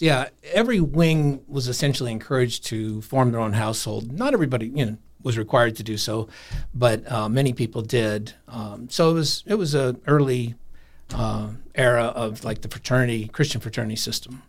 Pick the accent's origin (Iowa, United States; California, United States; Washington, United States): Iowa, United States; Des Moines; moved away as an adult; also born or lived in Colorado / Vail, Colorado; I'm from Des Moines, Iowa, but I ended up in Colorado